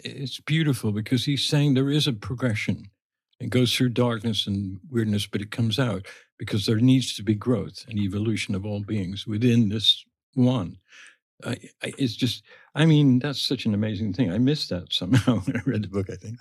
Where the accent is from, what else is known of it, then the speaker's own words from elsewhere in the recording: England, United Kingdom; when we were growing up in England